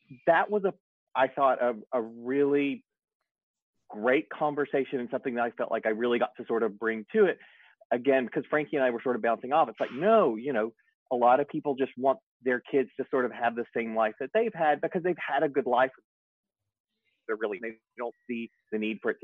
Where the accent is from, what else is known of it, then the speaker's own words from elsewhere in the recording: Appalachian South, United States; I'm from the Appalachian part of the South.